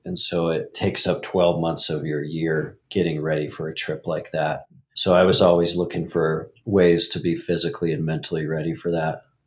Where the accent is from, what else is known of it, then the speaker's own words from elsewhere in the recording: Montana, United States; I grew up in Montana